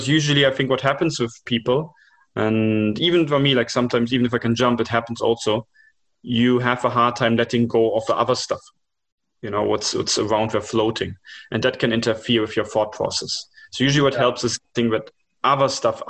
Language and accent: English; Germany; moved away; also born or lived in India / China; I was born up in Germany with that culture